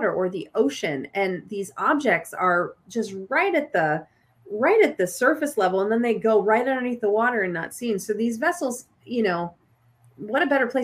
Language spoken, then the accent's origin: English; Rocky Mountains of Colorado, United States; I grew up in the Rocky Mountains of Colorado